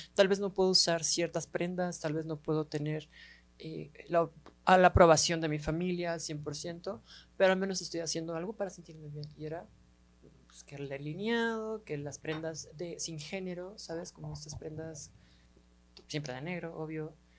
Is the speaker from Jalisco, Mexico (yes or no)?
yes; Guadalajara, Jalisco, Mexico; somos tapatías